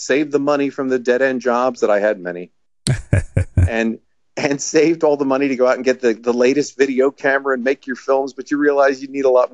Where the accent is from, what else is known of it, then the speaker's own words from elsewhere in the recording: Laurel Springs, New Jersey, United States; I was born in Laurel Springs, New Jersey. which is why I'm trying to talk slower because, you know, where everything moves fast around here in the Northeast.